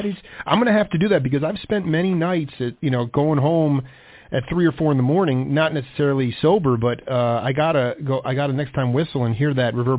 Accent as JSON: {"language": "English", "region": "New York", "country": "United States", "tie": "born or raised there", "said": "I grew up in New York."}